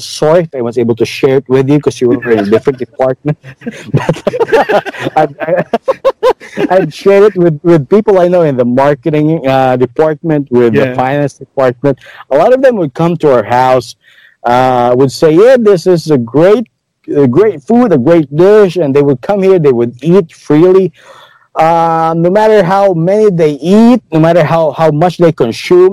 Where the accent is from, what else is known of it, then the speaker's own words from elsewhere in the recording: Cadiz, Western Visayas, Philippines; moved away; Being a native of Negros, okay, I came from Cadiz City.